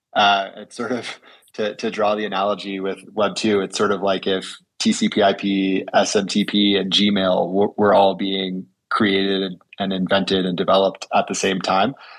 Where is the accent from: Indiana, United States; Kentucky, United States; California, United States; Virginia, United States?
California, United States; moved away as an adult; now in Sun Valley, United States; I am originally from California